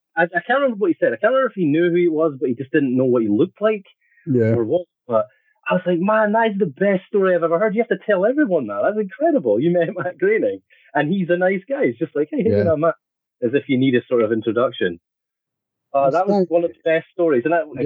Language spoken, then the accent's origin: English; Scotland, United Kingdom; I guess there's something sort of chaotic about being Scottish